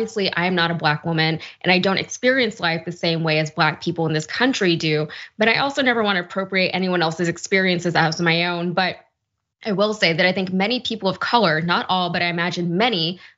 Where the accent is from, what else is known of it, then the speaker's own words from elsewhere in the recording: Connecticut, United States; My parents immigrated to Queens, and my brothers and I were born in Connecticut. Now, we're full American